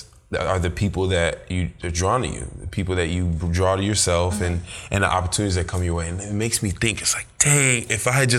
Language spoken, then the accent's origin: English; Nigeria; Do you think it has to do with being our culture, Nigerian, being Nigerian? Because our culture is very heavy on academic achievement.